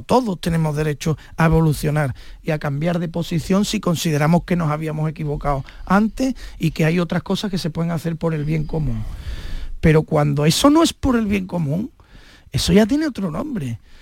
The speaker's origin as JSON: {"language": "Spanish", "country": "Spain", "said": "Somos los españoles"}